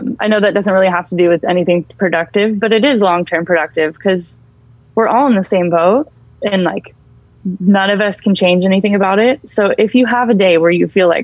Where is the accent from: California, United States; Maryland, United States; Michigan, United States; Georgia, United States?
California, United States; Bay Area; I grew up in the Bay Area